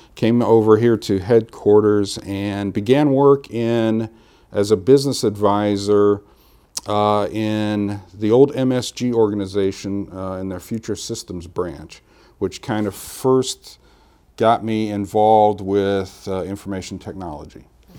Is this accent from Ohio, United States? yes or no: no; Illinois, United States; I'm a Midwesterner. I was born and raised in Illinois, around the central Illinois area.